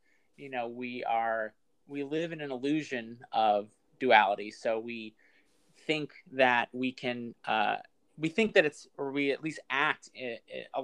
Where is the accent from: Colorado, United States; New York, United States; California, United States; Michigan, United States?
New York, United States; I'm born and raised in New York.